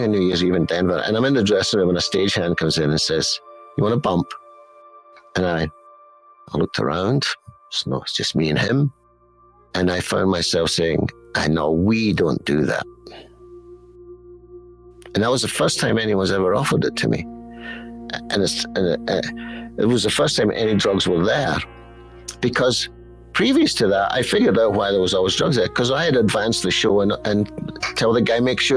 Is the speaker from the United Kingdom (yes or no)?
yes; Scotland, United Kingdom; I'm Scottish